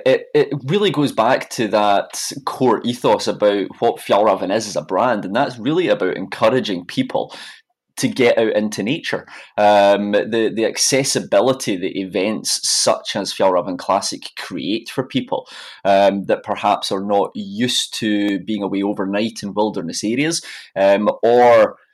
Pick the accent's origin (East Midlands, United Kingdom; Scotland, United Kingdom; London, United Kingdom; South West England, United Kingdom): Scotland, United Kingdom; very, very beautiful, of course, but I would say that being a Scot.